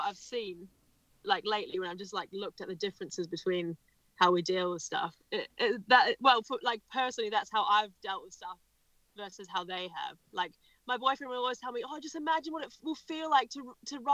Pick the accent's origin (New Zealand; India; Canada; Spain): New Zealand; Nelson; moved away as an adult; now in Wales, United Kingdom; I'm from Nelson in New Zealand, which is an awesome place